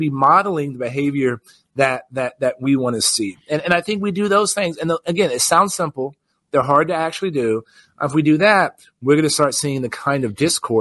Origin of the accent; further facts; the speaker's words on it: Texas, United States; my home state of Texas